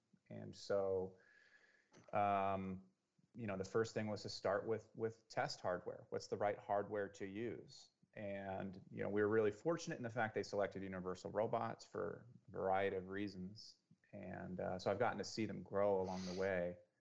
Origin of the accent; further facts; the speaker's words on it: Santa Cruz, California, United States; also born or lived in Silicon Valley, California; I grew up in Santa Cruz, and then I moved into Silicon Valley for, you know, 5 or 6 years